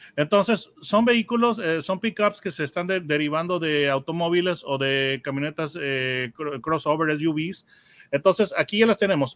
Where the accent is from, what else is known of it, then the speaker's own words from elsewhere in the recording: Mexico; tengo yo la perspectiva mexicana. Entonces, la perspectiva este, que yo tengo como mexicano